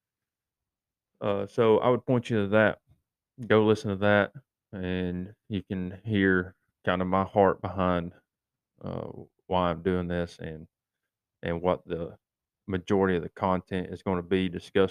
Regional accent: East Tennessee, United States; growing up in East Tennessee in my high school days

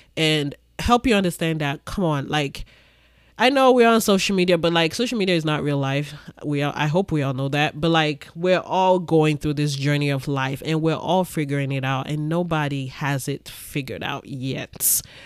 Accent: Ibadan, Oyo, Nigeria; moved away; also born or lived in Lagos, Nigeria; I grew up in Nigeria. I grew up in Ibadan, Nigeria.

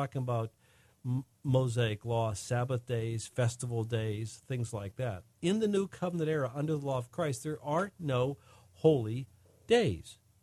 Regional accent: United States; In America, we, we are under American law

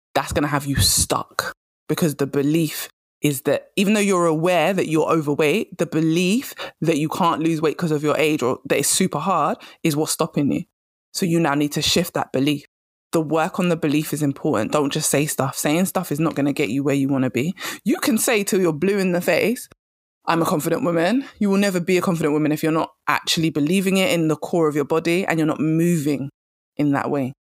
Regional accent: England, United Kingdom; I'm English

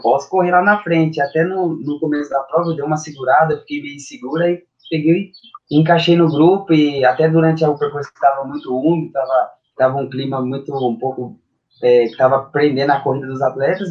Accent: Paraguaçu Paulista, São Paulo, Brazil; also born or lived in Bauru; sou natural de Paraguaçu Paulista

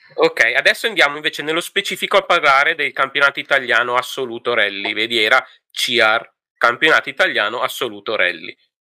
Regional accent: Emilia-Romagna, Italy; io sono emiliano

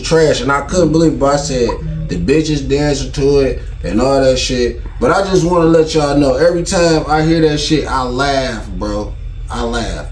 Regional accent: Detroit, Michigan, United States; I'm from Detroit, Michigan

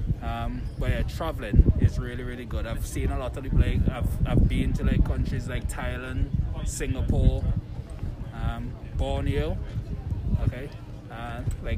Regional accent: St. Vincent & Grenadines; moved away as an adult; now in United Kingdom; I'm originally from St. Vincent and the Grenadines. I moved over here that very same year, 2007, just to join the Navy

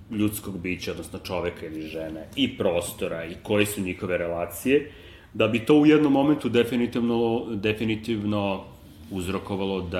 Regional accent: Belgrade, Serbia; moved away as an adult; also born or lived in The Hague; ovde kod nas u Beogradu.

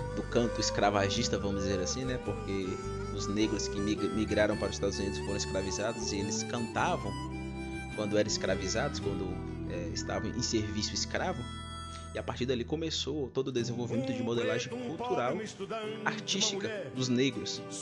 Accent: Brazil; tenho orgulho de ser brasileiro

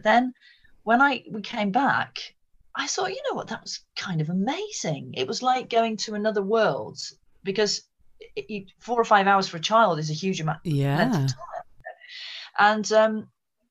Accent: Malvern, West Midlands, United Kingdom; also born or lived in Wales; I grew up, I was actually born in Wales, but my parents moved from there, and I grew up primarily in Malvern in Worcestershire.

